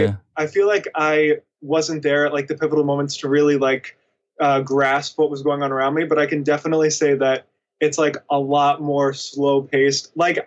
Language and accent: English; Nashville, Tennessee, United States; also born or lived in New York; So born in Nashville and lived there till I was like 4. And then I moved up to New York. And then between like 5 and 8, I want to say, like, stayed in New York. Then we moved back down to Nashville